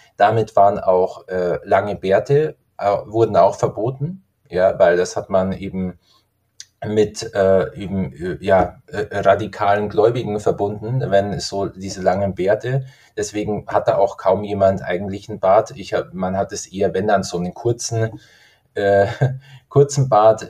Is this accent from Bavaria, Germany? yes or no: yes; Garmisch-Partenkirchen, Bavaria, Germany; also ich komme aus Garmisch-Partenkirchen